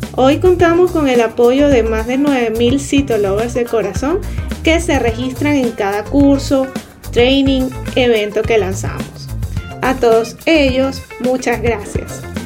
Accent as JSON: {"language": "Spanish", "country": "Venezuela"}